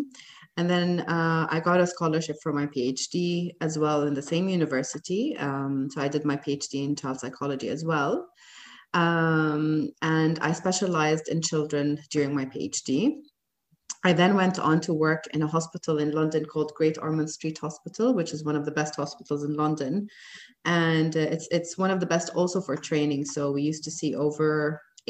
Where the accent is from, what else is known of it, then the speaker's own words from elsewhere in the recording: Jordan; moved away as an adult; also born or lived in United States; now in Dubai, United Arab Emirates; I went back to Jordan, my home country